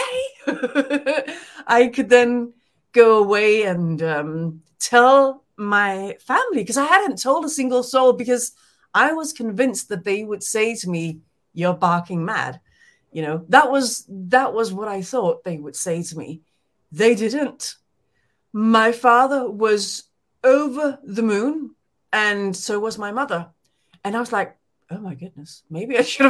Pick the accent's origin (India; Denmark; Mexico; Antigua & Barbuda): Denmark; English is a second language; moved away; I was born in Denmark